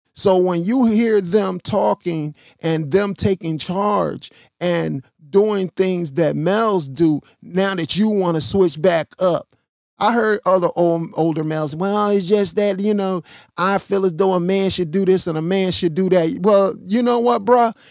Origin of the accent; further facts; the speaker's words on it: Chicago, Illinois, United States; also born or lived in Missouri; My family is from Missouri. I was born in Chicago.